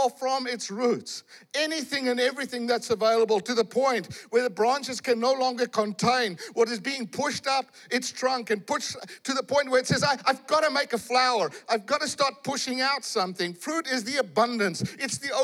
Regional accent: South Africa; I come from South Africa

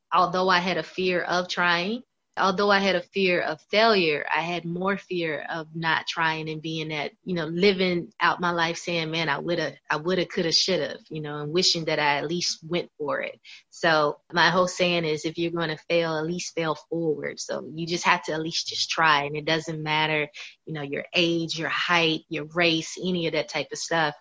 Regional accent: Tampa, Florida, United States; also born or lived in Louisville, Kentucky; now in Atlanta, United States; I grew up in Louisville, Kentucky, but I was raised in Tampa, Florida

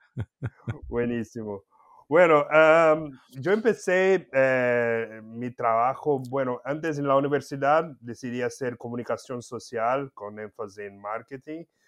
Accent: Campinas, São Paulo, Brazil; Spanish is a second language; moved away as an adult; also born or lived in Mexico; una empresa de tecidos local ahí de Campinas, donde yo nací y viví

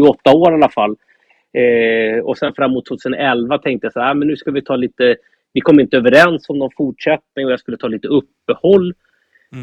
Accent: Norrtälje, Stockholm County, Sweden; Jag är uppvuxen i Norrtälje.

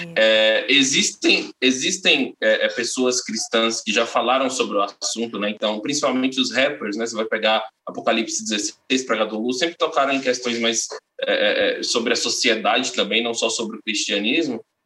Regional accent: northern Minas Gerais, Brazil; moved away; lá da minha cidade natal, lá no norte de Minas, né, no interior de Minas

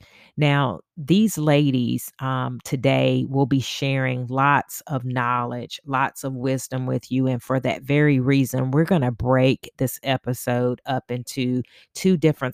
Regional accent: Augusta, Georgia, United States; We are from Augusta, Georgia, and we made our pilgrimage, I should say, from Augusta to Bennett College

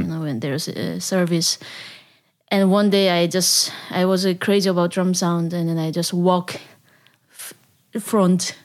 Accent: South Korea; English is a second language; moved away as an adult; now in Netherlands; I'm from South Korea. I came to the Netherlands eight years ago

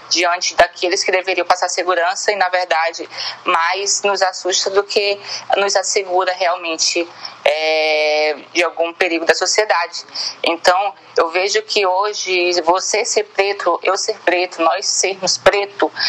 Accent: Bacabal, Maranhão, Brazil; also born or lived in São Luís; now in São Paulo, Brazil; tenho 20 anos de idade. É, sou natural da cidade de Bacabal, porém morei quatro anos em São Luís e, e atualmente estou em São Paulo.

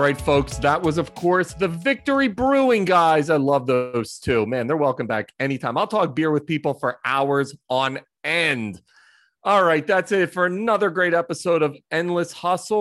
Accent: Philadelphia, Pennsylvania, United States; now in New York, United States; as a Philadelphian, my heart and soul is always kind of there, even though I live in New York

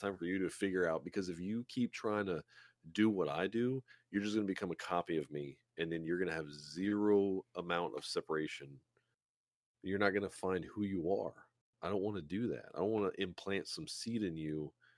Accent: South Louisiana, United States; I'm from South Louisiana

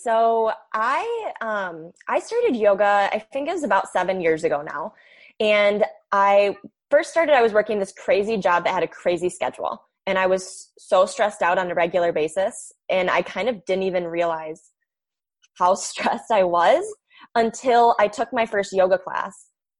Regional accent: Michigan, United States; I am from Michigan. So the northern part of the United States, if you have any international listeners.

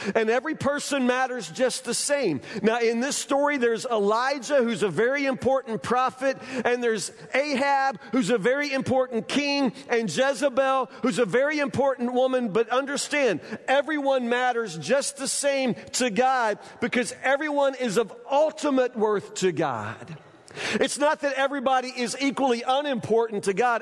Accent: Woodburn, United States; I'm from Woodburn

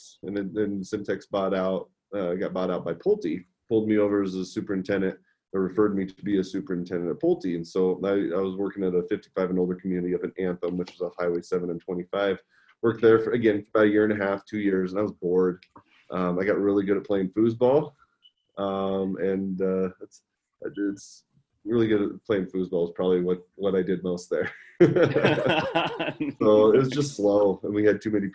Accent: Nebraska, United States; I'm from Nebraska

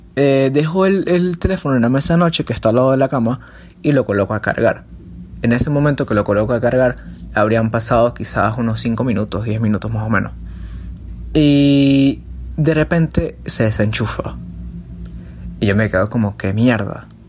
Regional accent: Venezuela; cuando yo iba de viaje a casa de mis abuelos, ellos me hablaban este, acerca de una que es muy famosa aquí en Venezuela

